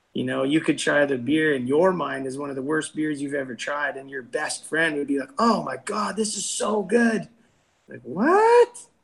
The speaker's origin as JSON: {"language": "English", "town": "North Battleford", "region": "Saskatchewan", "country": "Canada", "tie": "born or raised there", "also_born_or_lived": "Vancouver", "said": "Him and I grew up together here in the Battlefords."}